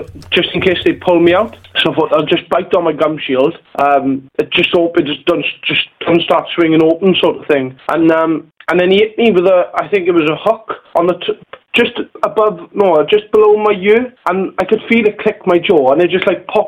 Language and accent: English; Merthyr Tydfil, Wales, United Kingdom; my hometown of Merthyr Tydfil